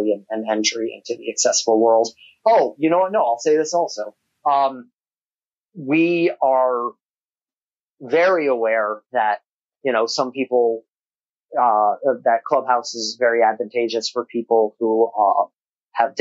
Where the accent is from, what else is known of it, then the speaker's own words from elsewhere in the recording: Albuquerque, New Mexico, United States; now in Los Angeles, United States; I'm a boy from Albuquerque, New Mexico